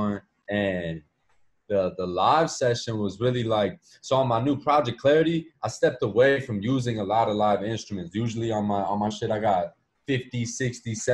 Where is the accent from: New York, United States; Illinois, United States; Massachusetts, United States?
Illinois, United States; Chicago; I'm from Chicago